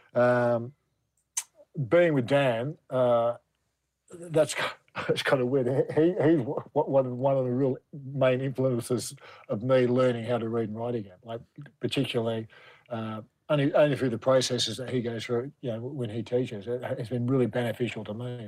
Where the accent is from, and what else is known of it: Sydney, New South Wales, Australia; born or raised there; also born or lived in England